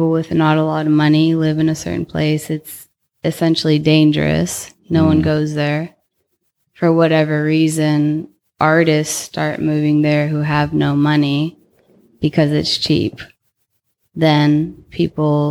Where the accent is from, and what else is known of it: Palm Springs, California, United States; born or raised there; moved away as an adult; also born or lived in Orange County, California / Los Angeles / New York / North Carolina